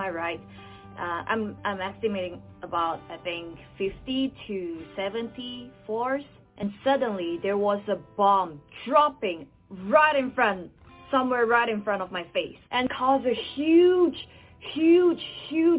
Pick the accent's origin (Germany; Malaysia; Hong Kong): Malaysia; now in Taiwan; I'm a Malaysian who's currently living in Taiwan